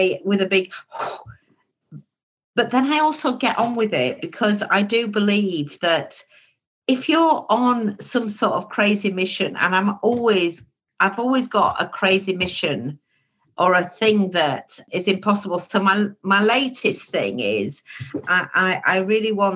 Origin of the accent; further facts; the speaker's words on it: Baildon, Yorkshire and the Humber, United Kingdom; when I grew up in Bayledon